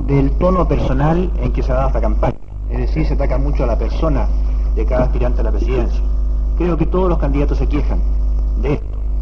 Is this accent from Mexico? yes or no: no; Chile; nosotros actuamos dentro de nuestra concepción como chilenos